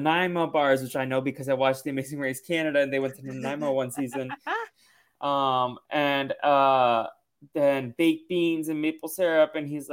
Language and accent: English; Boston, Massachusetts, United States; I grew up in Boston, so that was like, or the Boston suburbs